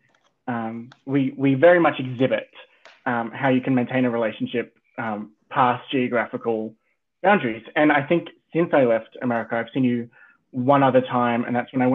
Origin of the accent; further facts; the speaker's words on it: Sydney, New South Wales, Australia; now in Melbourne, Australia; I'm originally from Sydney